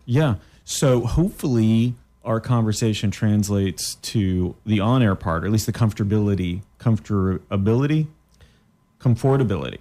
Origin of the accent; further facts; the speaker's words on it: Canada; moved away; I'm from Canada as well